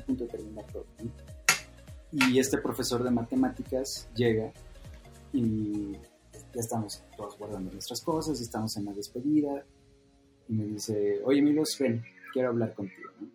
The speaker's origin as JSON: {"language": "Spanish", "region": "Sinaloa", "country": "Mexico", "said": "yo que vengo de Sinaloa y es una cultura de forjar"}